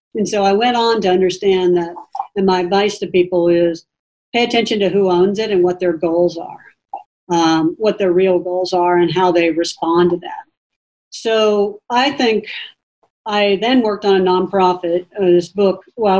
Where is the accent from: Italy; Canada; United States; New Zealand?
United States; the South; And for me, growing up in the South, it was great exposure to particularly mostly Asian cultures, Filipino and Chinese and Korean.